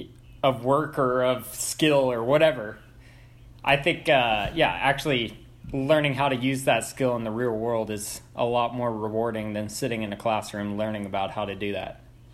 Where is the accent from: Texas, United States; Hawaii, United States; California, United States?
California, United States; San Luis Obispo; I'm from San Luis Obispo, California.